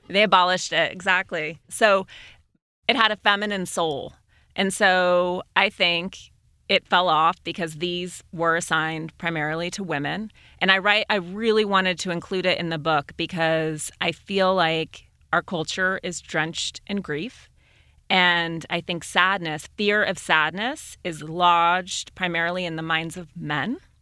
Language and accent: English; Montana, United States; my brother is gay, and we grew up in Montana